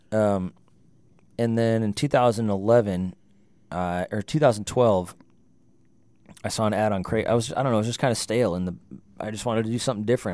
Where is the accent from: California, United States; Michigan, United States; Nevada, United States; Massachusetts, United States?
California, United States; Livermore; moved away as an adult; also born or lived in Jamestown, North Dakota / Fargo, North Dakota; born and raised in California until I was nineteen. and moved to North Dakota for college, Jamestown